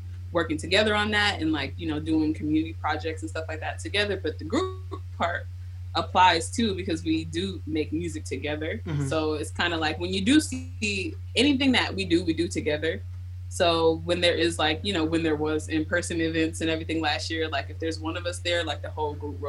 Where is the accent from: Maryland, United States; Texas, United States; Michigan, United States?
Maryland, United States; Baltimore; moved away as an adult; now in Seattle, United States; I grew up in Baltimore